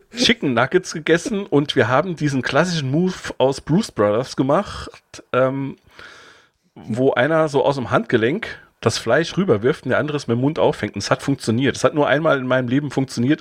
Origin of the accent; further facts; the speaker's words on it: Saarbrücken area, Saarland, Germany; wo ich quasi fast jeden Tag von der Schule nach, nach Hause gefahren bin aus Saarbrücken